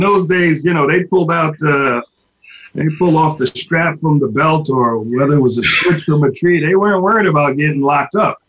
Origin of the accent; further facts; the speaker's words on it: New York City, New York, United States; also born or lived in Brooklyn; Well, I am originally from the New York City region, born in Brooklyn, reared in the Bronx. I like to say I'm a product of public school.